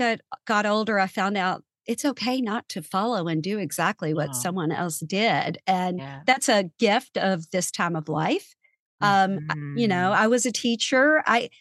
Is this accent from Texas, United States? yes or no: no; small town outside Louisville, Kentucky, United States; I grew up in Kentucky, in a small town right outside of Louisville, Kentucky.